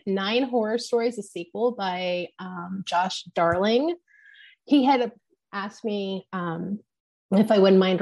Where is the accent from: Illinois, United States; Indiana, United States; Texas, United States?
Illinois, United States; Southern; moved away; also born or lived in Hurst, Illinois / Carbondale, Illinois; my hometown in Southern Illinois